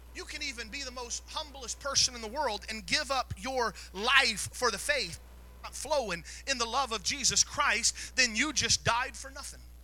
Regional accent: the South, United States; I was raised in the South

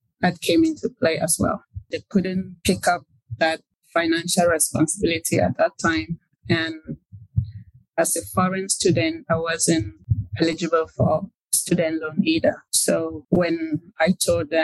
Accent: Cameroon; moved away as an adult; now in United States; I grew up in Cameroon

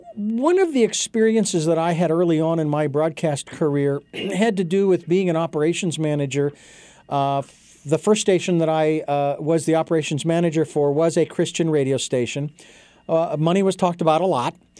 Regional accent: Phoenix, Arizona, United States; moved away; Phoenix, my hometown

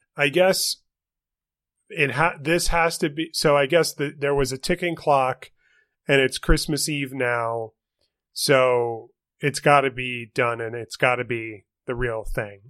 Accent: St. Louis, Missouri, United States; there's my hometown

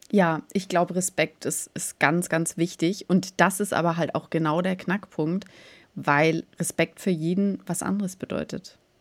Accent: Germany; bei uns in Deutschland

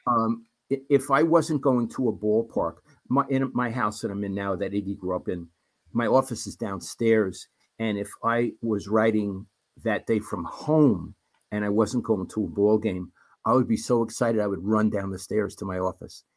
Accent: New York City, New York, United States; moved away; growing up in Brooklyn.

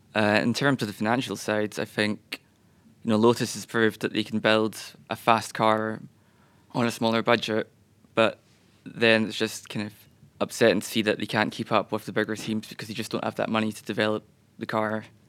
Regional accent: Scotland, United Kingdom; being a Scotsman

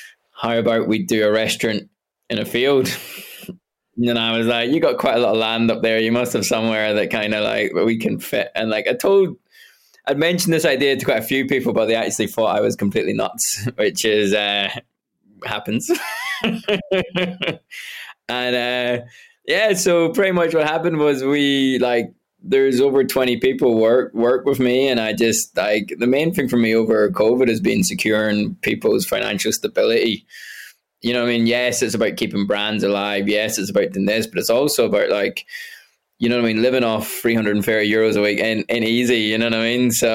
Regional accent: Derry, Northern Ireland, United Kingdom; moved away as an adult; also born or lived in Scotland / London; now in Ireland; I was born in Scotland, but I grew up in Derry

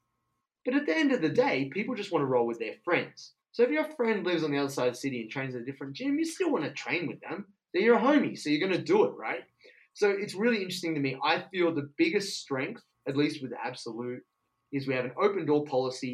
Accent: Penrith, New South Wales, Australia; moved away as an adult; now in Melbourne, Australia; I'm from Western Sydney, Penrith, Blue Mountains

